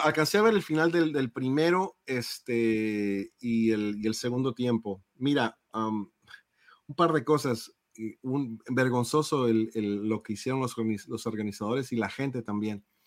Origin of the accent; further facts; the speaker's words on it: Mexico; como mexicano